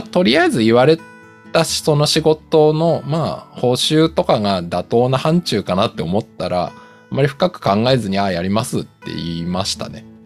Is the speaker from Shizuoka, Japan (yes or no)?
no; Tokyo, Japan; 僕、東京出身の人間で東京の実家に住んでたんで